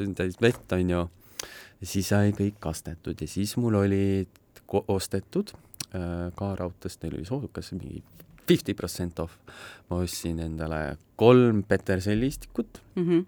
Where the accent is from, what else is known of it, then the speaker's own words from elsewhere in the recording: South Estonia, Estonia; ma olen Lõuna-Eestist